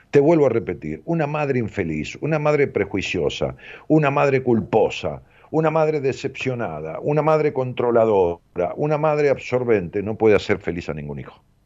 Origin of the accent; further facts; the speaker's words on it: Ramos Mejía, Buenos Aires Province, Argentina; Mejía, que es el lugar donde yo nací, es un pueblo